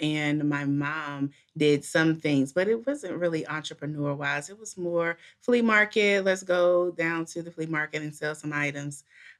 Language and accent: English; Washington, District of Columbia, United States; Well, I am born and raised in Washington, D.C. I live outside of that area.